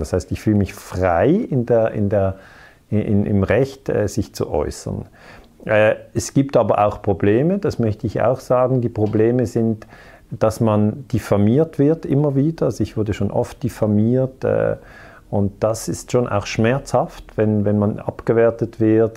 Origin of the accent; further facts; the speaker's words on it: Switzerland; ich bin in der Schweiz geboren